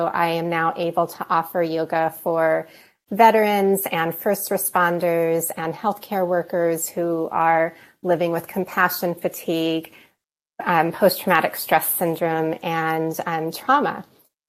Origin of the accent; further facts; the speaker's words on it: Arizona, United States; now in Denver, United States; I live here in Denver, Colorado. I grew up in Arizona